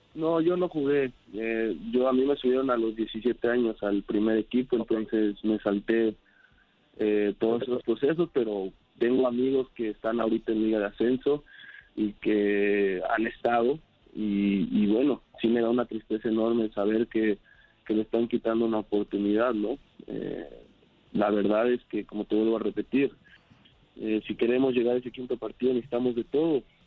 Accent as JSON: {"language": "Spanish", "country": "Mexico", "moved": "yes", "said": "contento de estar de vuelta en mi país"}